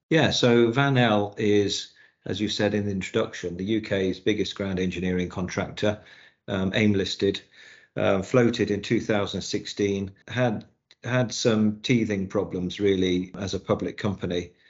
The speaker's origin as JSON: {"language": "English", "town": "Newquay", "region": "South West England", "country": "United Kingdom", "tie": "born or raised there", "moved": "yes", "said": "I was brought up in Newquay in Cornwall"}